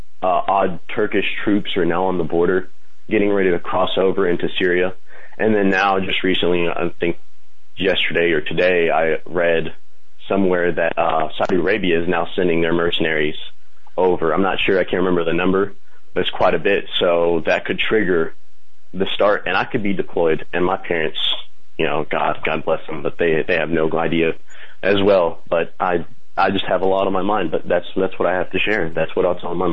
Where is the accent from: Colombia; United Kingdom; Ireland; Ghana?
Colombia; now in Kentucky, United States; I was born in Columbia. I was raised by my aunt, who is very Catholic